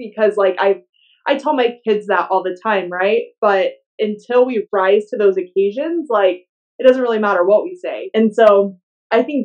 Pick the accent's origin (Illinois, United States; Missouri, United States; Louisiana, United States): Louisiana, United States; I grew up in the South. I grew up in Louisiana